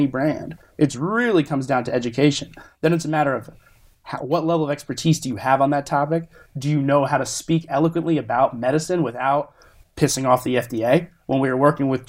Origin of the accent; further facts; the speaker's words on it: South Florida, United States; also born or lived in New Jersey / North Carolina; now in California, United States; I was born in New Jersey, grew up in South Florida, educated in North Carolina